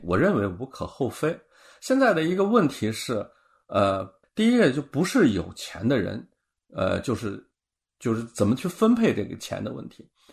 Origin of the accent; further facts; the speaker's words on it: China; 我们中国人的理念中